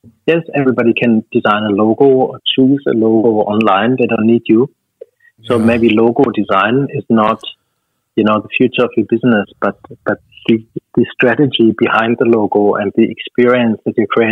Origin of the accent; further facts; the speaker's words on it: Stuttgart, Baden-Württemberg, Germany; moved away as an adult; now in Australia; my hometown